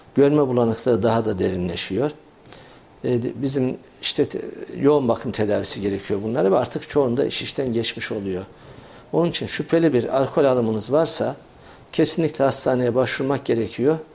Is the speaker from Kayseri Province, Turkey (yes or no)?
yes; Kayseri, Kayseri Province, Turkey